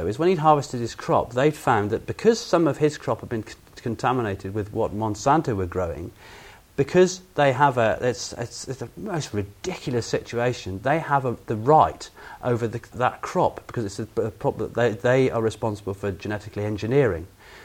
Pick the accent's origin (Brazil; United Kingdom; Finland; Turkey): United Kingdom; England; as an Englishman